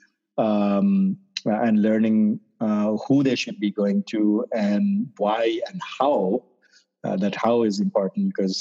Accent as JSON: {"language": "English", "country": "Sri Lanka", "tie": "born or raised there", "moved": "yes", "said": "I grew up in Sri Lanka"}